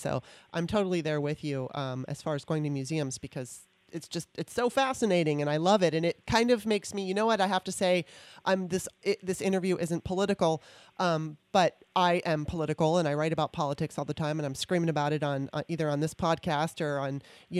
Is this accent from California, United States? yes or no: yes; California, United States; moved away as an adult; also born or lived in Maryland; now in D.C. area, United States; I was from Maryland, moved out to California when I was 9 in 77, and then moved back to the D.C. area in 2018.